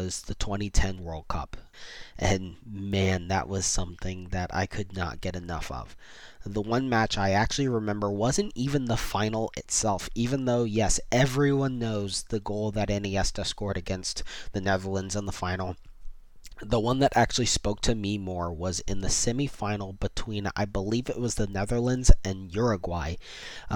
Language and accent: English; Central Florida, United States; also born or lived in West Virginia / Tallahassee; I've since moved back to Central Florida, where I grew up